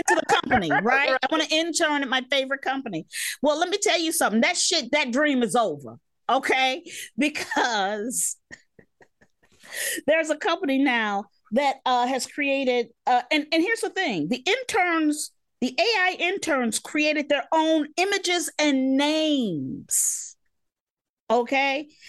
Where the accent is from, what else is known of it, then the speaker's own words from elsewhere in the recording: United States; That's the thing about being American.